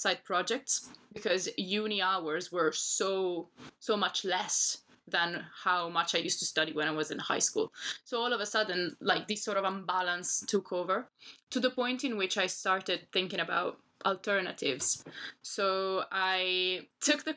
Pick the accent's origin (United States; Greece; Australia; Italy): Italy; Milan, Lombardy; English is a second language; now in London, United Kingdom; I'm originally from Milan, which is a town in the north of Italy